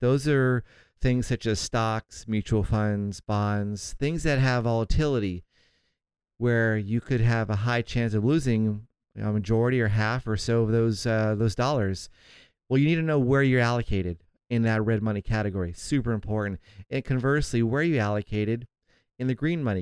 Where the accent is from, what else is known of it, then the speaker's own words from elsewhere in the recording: St. Augustine, Florida, United States; now in Southern California, United States; my hometown of Saint Augustine, Florida